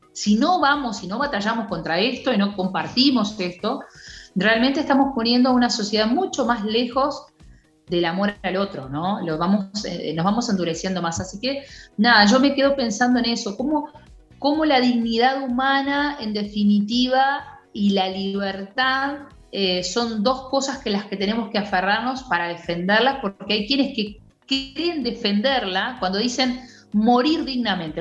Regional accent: Uruguay; como muchos uruguayos

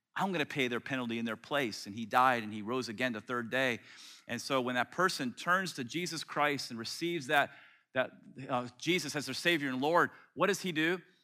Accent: Tampa, Florida, United States; moved away; when I was a kid growing up in Tampa

